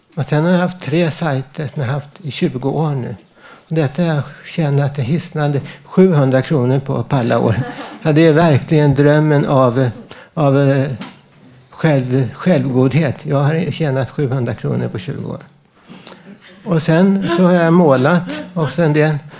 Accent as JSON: {"language": "Swedish", "town": "Stockholm", "region": "Stockholm County", "country": "Sweden", "also_born_or_lived": "Södermalm, Stockholm", "said": "jag är från Västerort, Vällingby"}